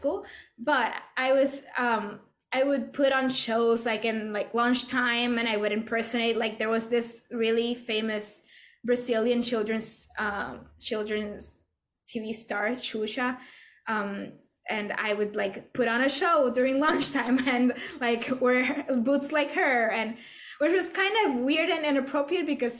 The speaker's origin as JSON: {"language": "English", "country": "Puerto Rico", "tie": "born or raised there", "moved": "as an adult", "lives_now": "New York, United States", "said": "I was born and raised in Puerto Rico"}